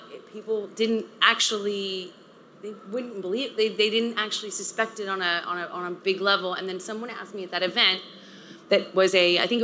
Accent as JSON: {"language": "English", "region": "Texas", "country": "United States", "tie": "born or raised there", "said": "I grew up in the South in a conservative part of Texas"}